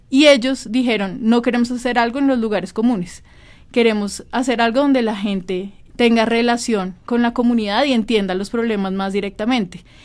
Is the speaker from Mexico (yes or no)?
no; Colombia; para volver a mi tierra, yo siempre he tenido esa responsabilidad con hacer cosas en Colombia